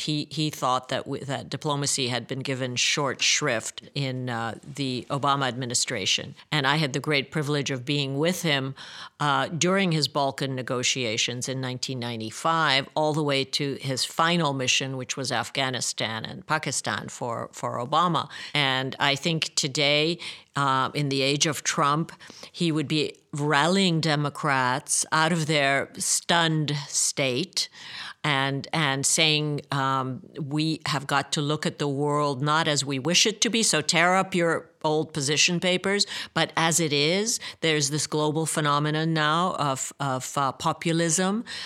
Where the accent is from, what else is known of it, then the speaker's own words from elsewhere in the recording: Budapest, Hungary; I grew up in Budapest